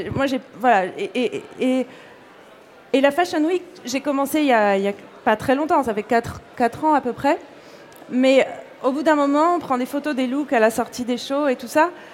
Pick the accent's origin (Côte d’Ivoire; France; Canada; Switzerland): France; Corsica; also born or lived in Paris; now in New York, United States; je suis née en Corse, j'ai grandi là-bas